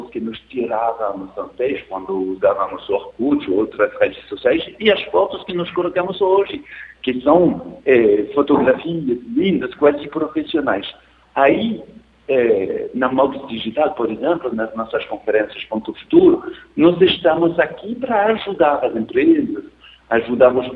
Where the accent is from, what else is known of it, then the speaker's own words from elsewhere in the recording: France; Portuguese is a second language; now in Rio de Janeiro, Brazil; eu sou francês, comparativamente é mais barato ter uma acesso de banda larga na França que aqui no Rio de Janeiro.